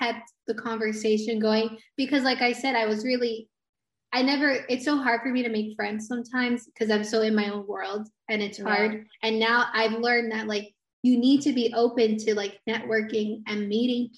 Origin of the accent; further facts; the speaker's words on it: Port St. Lucie, Florida, United States; also born or lived in Miami; So I was born in Miami, lived there until I was like in the third grade. And then my parents decided to move my whole family to Port St. Lucie.